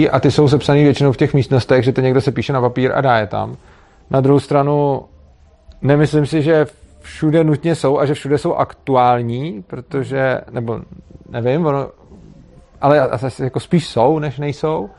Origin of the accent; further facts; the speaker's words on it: Prague, Czechia; tak já jsem tam, protože jsem byl z Prahy, tak jsem si to domluvil tak, že jsem tam přijel na několik dní